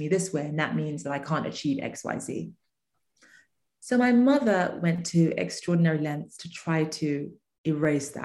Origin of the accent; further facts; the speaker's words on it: England, United Kingdom; moved away; I grew up in England